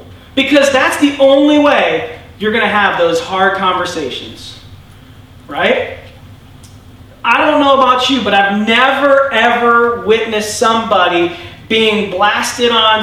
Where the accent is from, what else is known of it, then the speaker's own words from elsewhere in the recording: United States; I'm American